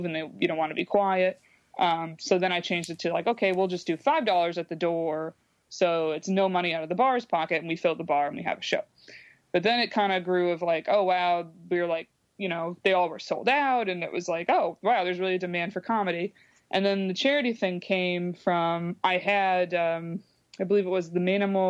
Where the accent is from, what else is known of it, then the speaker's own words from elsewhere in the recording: Binghamton, New York, United States; now in New York City, United States; it's my hometown, that it's like, I like bringing, you know, some revenue to these organizations that like helped me when I was growing up